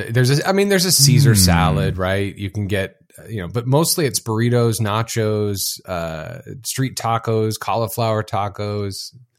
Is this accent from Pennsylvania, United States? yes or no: no; California, United States; I'm not from Mexico. I'm from California.